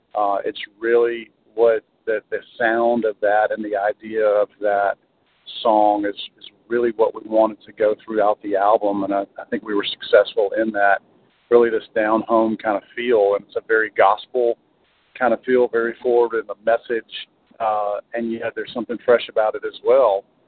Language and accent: English; Alabama, United States; I'm originally from Alabama, so I grew up knowing about Muscle Shoals